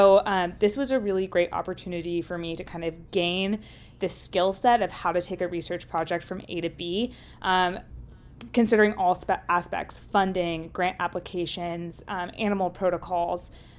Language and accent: English; Lexington, Kentucky, United States; moved away as an adult; now in Washington, D.C., United States; I am from Lexington, Kentucky, so not too far down the road. I'm also in between my M3 and M4 year, and I'm living in kind of downtown Washington, D.C. area, DuPont Circle